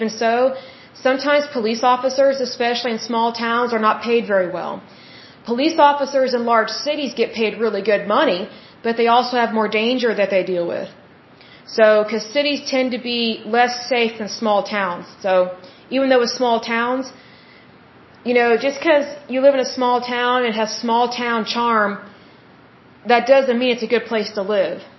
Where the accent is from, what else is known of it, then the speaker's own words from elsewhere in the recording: Oklahoma, United States; I'm from Oklahoma